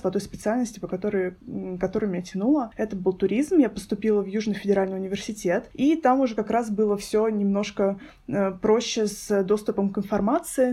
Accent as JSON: {"language": "Russian", "town": "Voronezh", "region": "Voronezh Oblast", "country": "Russia", "said": "мы из Воронежа"}